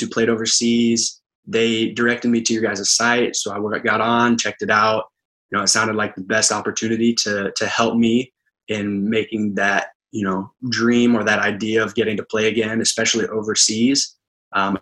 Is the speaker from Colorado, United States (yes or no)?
no; Manhattan, Kansas, United States; moved away as an adult; now in Rouen, France; I'm from Manhattan, Kansas, so that's where Kansas State University